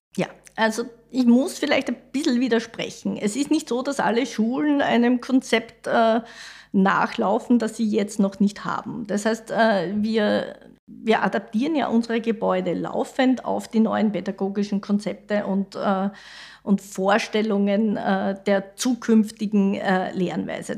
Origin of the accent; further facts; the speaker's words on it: Mariazell, Styria, Austria; also born or lived in Vienna; Ich komme vom Land, ich komme aus Mariazell, aus der Steiermark